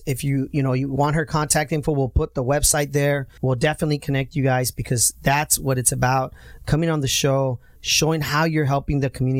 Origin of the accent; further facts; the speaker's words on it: Santa Ana, California, United States; I go look at the house where we grew up in Santa Ana.